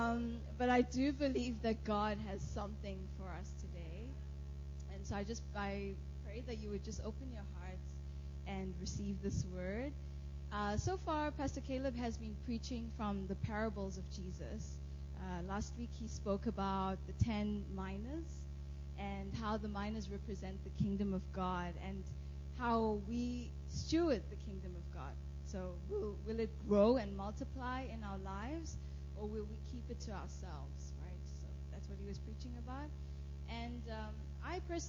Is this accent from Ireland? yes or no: no; South Africa; moved away; I am from South Africa